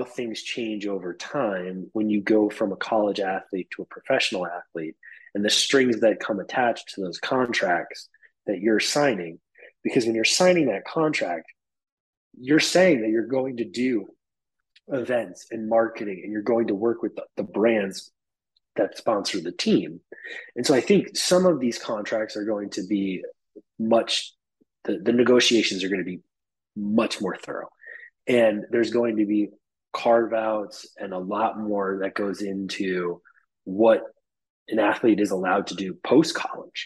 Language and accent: English; New York, United States; I'm a New Yorker through and through